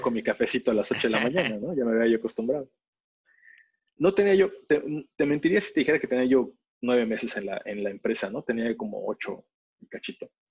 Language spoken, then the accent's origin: Spanish; Mexico; moved away as an adult; also born or lived in England; siendo mexicano en Inglaterra